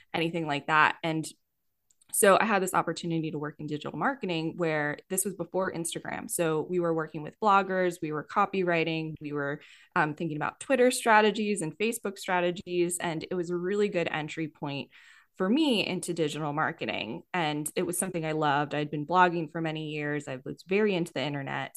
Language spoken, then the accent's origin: English; Yardley, Pennsylvania, United States; moved away as an adult; also born or lived in Philadelphia, Pennsylvania / Denver, Colorado; I grew up in Yardley, Pennsylvania.